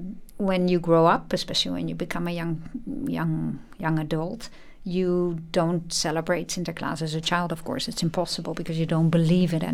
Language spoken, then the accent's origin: English; Netherlands; I was a child, of course, growing up in the Netherlands